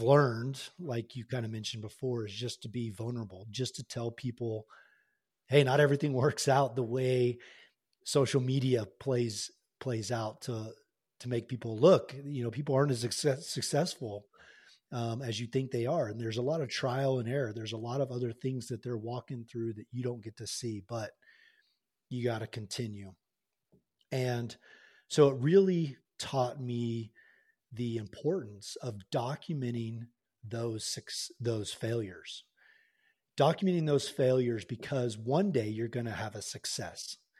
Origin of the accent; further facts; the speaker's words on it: Tulsa, Oklahoma, United States; moved away as an adult; I was born and raised in Tulsa, Oklahoma